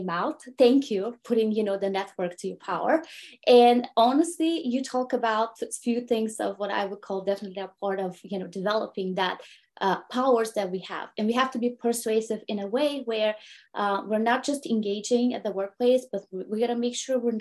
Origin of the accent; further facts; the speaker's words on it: Bulgaria; English is a second language; moved away as an adult; now in United States; I'm an immigrant woman from Bulgaria who immigrated to the United States 20 years ago